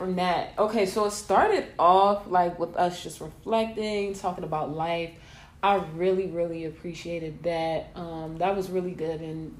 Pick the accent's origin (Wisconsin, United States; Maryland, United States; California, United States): Maryland, United States; also born or lived in Connecticut; now in Baltimore, United States; before I came to Baltimore, I grew up in Cecil County.